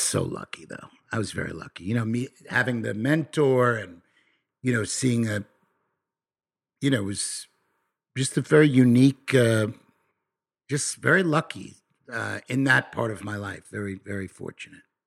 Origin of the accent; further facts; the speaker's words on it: Nassau County, New York, United States; I come from New York. I come from a, a, a place, uh, in Na, called Nassau County, in Nassau County